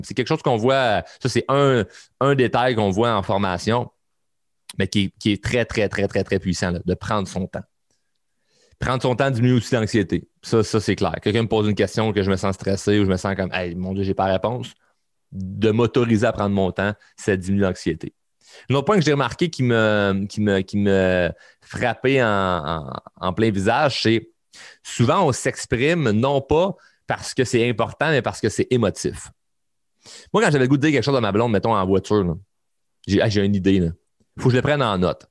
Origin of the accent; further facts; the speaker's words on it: Quebec, Canada; chez nous au Québec